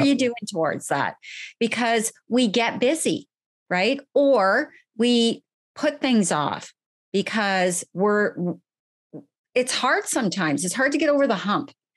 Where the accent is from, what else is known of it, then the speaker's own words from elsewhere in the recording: Ottawa, Ontario, Canada; moved away; I am Canadian. I am originally from the Ottawa area. I was actually born and bred in the city of Ottawa